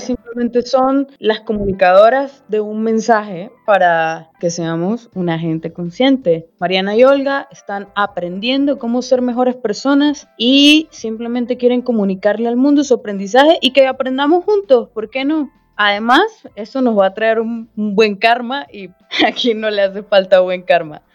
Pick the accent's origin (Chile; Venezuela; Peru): Venezuela; accent: Venezuelan; moved away as an adult; now in Brazil; también soy de Venezuela, como se puede notar por mi acento